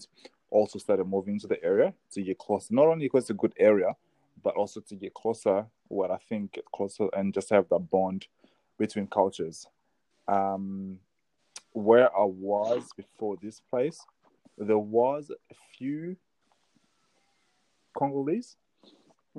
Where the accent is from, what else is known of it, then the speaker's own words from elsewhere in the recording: Australia; also born or lived in Zimbabwe; I grew up in the Western country. I've spent most of my life in the West, in Australia, than I was in Africa.